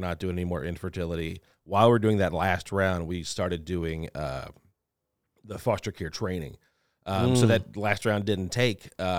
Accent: Lafayette, Louisiana, United States; Originally from Louisiana, Lafayette, Louisiana.

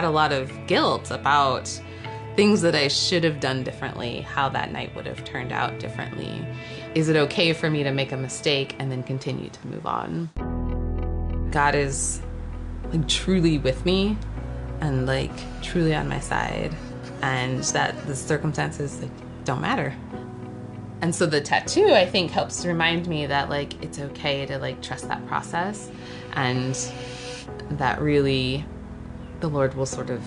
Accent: Boulder, Colorado, United States; moved away as an adult; now in Hawaii, United States; I'm originally from Boulder, Colorado. It's where I was born. And I grew up in Boulder County. So lived in Colorado for all of my life until I moved here 5.5 years ago

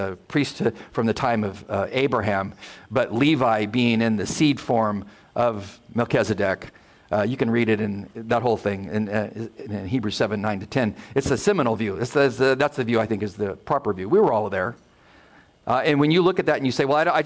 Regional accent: United States; I'm an American

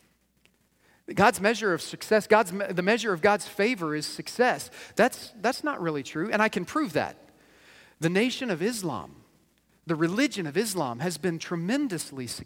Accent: United States; we as American believers

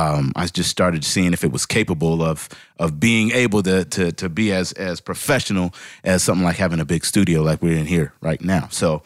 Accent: Seattle, Washington, United States; now in Atlanta, United States

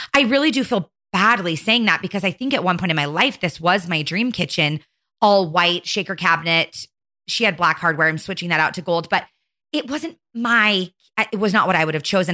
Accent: Arizona, United States; born or raised there; moved away as an adult; now in Utah, United States

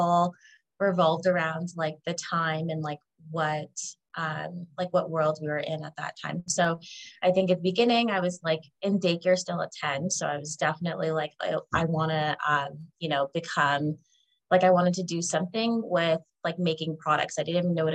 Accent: Canada; I was born in Canada

